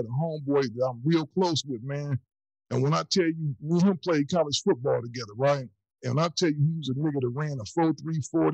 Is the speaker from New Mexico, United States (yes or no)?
no; Ohio, United States; I'm originally from Ohio